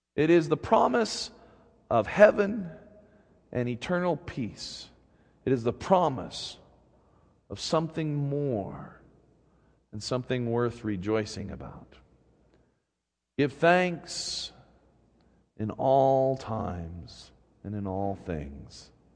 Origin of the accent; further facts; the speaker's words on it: Utah, United States; moved away as an adult; also born or lived in Seattle; growing up in Utah has always been a mixed bag of blessing and curses. On the one hand, I grew up feeling like an outsider